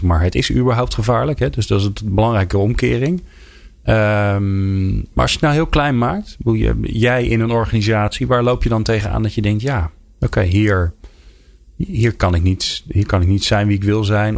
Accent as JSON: {"language": "Dutch", "country": "Netherlands", "said": "we Nederlanders"}